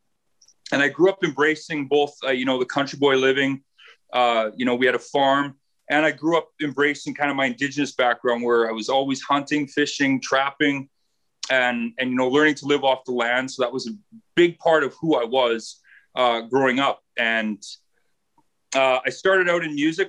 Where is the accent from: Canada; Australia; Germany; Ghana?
Canada; Manitoba; moved away; I'm originally from Manitoba